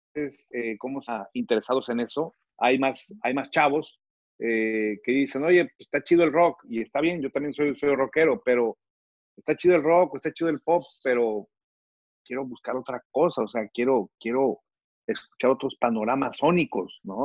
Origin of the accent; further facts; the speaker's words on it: Reynosa, Tamaulipas, Mexico; yo crecí en Reynosa. Mi adolescencia la viví en Reynosa.